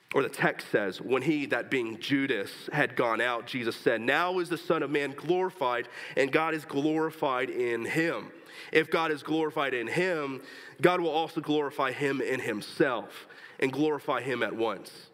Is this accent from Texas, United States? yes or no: yes; Texas, United States; moved away